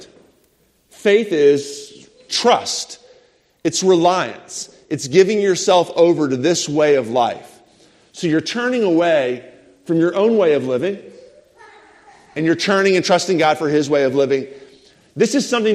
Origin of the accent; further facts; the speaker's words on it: United States; as an American